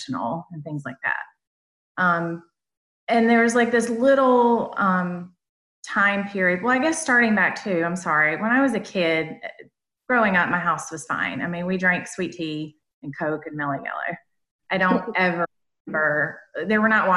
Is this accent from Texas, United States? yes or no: no; North Carolina, United States; accent: Southern; now in South Carolina, United States; I'm originally from North Carolina, but I live in South Carolina.